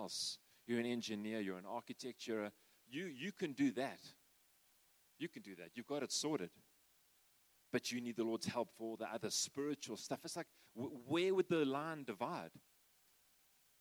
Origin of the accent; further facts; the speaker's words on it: South Africa; I'm a South African